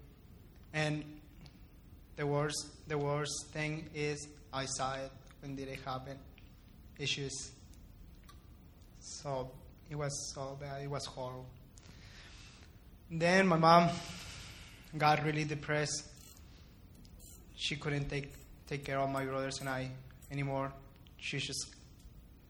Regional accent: Ciudad Juárez, Chihuahua, Mexico; also born or lived in El Paso, Texas, United States; I was born in El Paso, but after that, my family and I moved to Juarez, and I lived there all my entire life. I grew up there

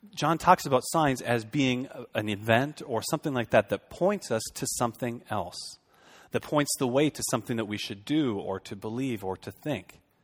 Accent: Fargo, North Dakota, United States; moved away as an adult; also born or lived in Boston / Minneapolis–Saint Paul; now in Shoreview, United States; I grew up in Fargo, so we're almost in Minnesota.

